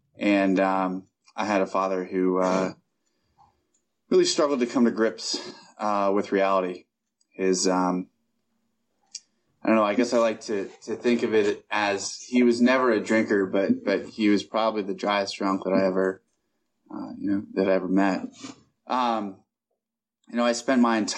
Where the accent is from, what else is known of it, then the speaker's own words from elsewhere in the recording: Columbus, Ohio, United States; I was born and raised in Columbus, Ohio